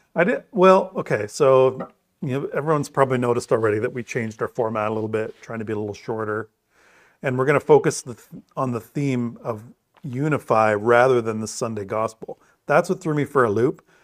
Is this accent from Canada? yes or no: yes; Bruce County, Ontario, Canada; growing up in Bruce County